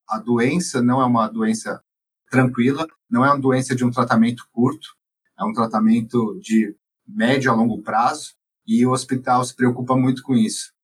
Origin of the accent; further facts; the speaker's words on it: São Paulo, Brazil; moved away; Eu não sou de Barretos, eu sou de São Paulo